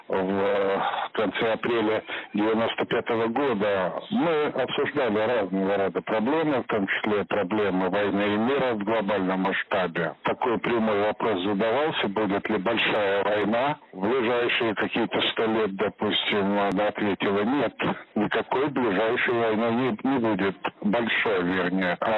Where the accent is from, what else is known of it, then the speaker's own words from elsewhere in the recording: Kursk, Kursk Oblast, Russia; Я рассказал о том, что я родом из Курска.